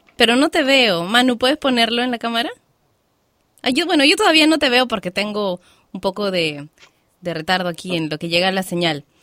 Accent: Lima, Peru; yo soy de Lima

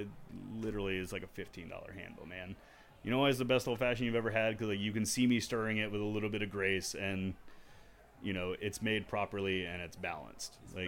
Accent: United States; also born or lived in Houston; as an American bartender

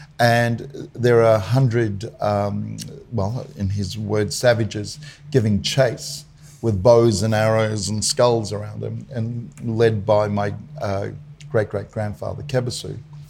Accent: Mackay, Queensland, Australia; moved away as an adult; also born or lived in Rockhampton; back home to Mackay. So though Rockhampton's the, I guess, the entry point, I guess Mackay's always been considered my hometown. I grew up, in an extended Torres Strait Islander family. My family comes from the central regions of the Torres Straits

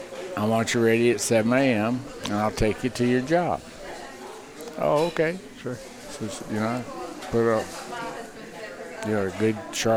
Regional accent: Miami, Florida, United States; No idea. I was from Miami. I had never seen the stuff they call snow.

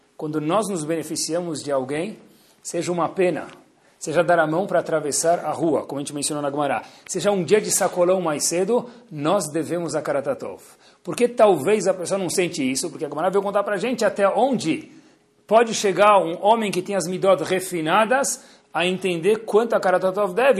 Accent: Brazil; nós somos brasileiros e brasileiras

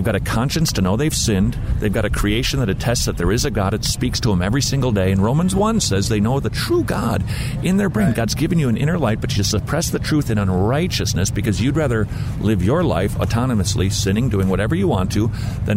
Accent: St. Paul, Minnesota, United States; I grew up in St. Paul, Minnesota

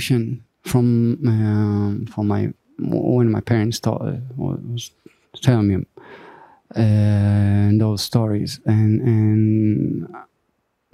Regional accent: Israel; I was born in a small settlement 45 minutes south of Tel Aviv

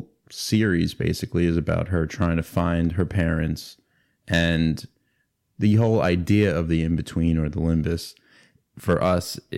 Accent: New York City, New York, United States; now in Massapequa, United States; I'm from Ozone Park originally

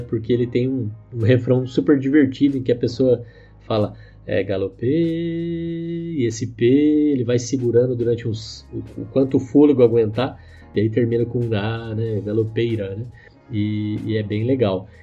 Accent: Aparecida do Taboado, Mato Grosso do Sul, Brazil; a cidade Aparecida do Taboato, que na verdade hoje fica em Mato Grosso do Sul, que é a terra onde eu cresci

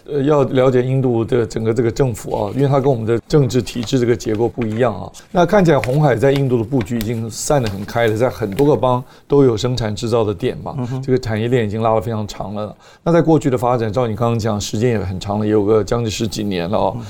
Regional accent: Taiwan; 我们在台湾长大，台湾是算相当的平等的一个社会

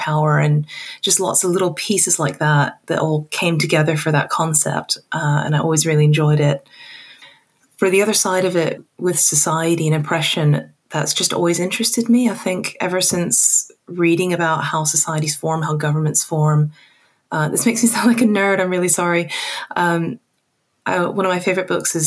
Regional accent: Hong Kong; moved away as an adult; also born or lived in Texas; now in United Kingdom; I was born in Texas and I grew up in Hong Kong, and then I moved to the UK for university, and I've been here ever since.

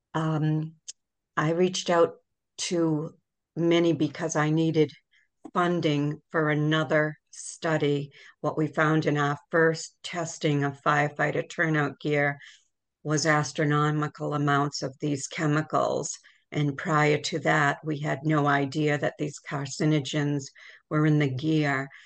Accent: Worcester, Massachusetts, United States; I grew up in Worcester.

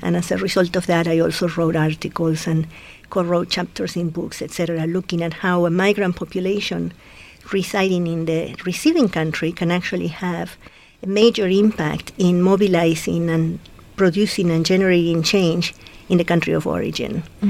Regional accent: Buenos Aires, Argentina; moved away as an adult; also born or lived in Chicago / California; now in San Francisco Bay Area, United States; I was born in Buenos Aires, Argentina.

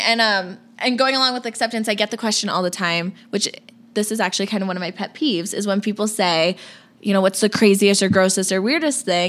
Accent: Florida, United States; moved away as an adult; I grew up, born and raised in Florida. Was there for tw- first 21 years of my life

